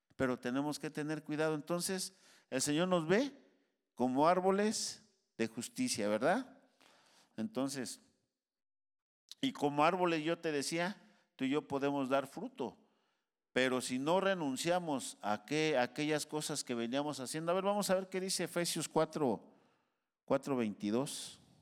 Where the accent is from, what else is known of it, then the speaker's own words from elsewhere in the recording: Mexico; now in United States; Pues si yo soy de aquí, aquí nací. Soy mexicano hasta, hasta las cachas